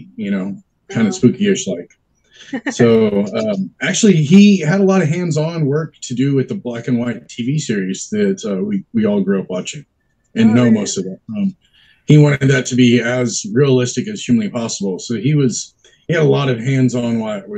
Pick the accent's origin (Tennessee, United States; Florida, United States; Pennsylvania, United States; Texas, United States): Texas, United States; now in San Diego, United States; I grew up in Texas. So I've only been out here for, I want to say like maybe 20 years now